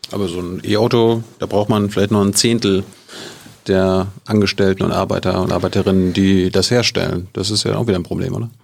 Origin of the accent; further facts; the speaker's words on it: Malchin, Mecklenburg-Vorpommern, Germany; Ich komme aus Malchi